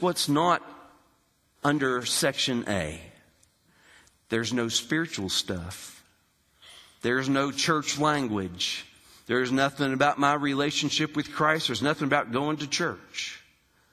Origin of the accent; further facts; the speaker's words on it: Hurricane, West Virginia, United States; I grew up in West Virginia, Hurricane, West Virginia